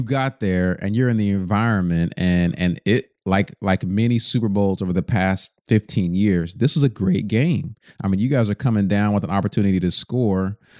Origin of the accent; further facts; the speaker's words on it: Texas, United States; I'm from Texas, grew up in Texas